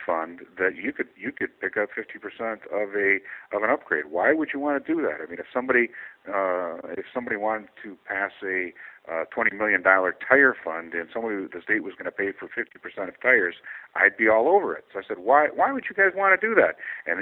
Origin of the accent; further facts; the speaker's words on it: Albert Lea, Minnesota, United States; Albert Lea, my hometown